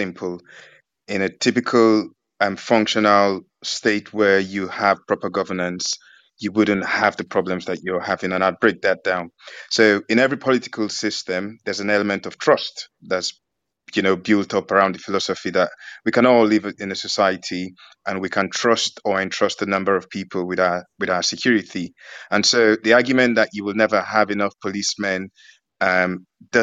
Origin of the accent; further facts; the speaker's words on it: United Kingdom; I'm from the United Kingdom, UK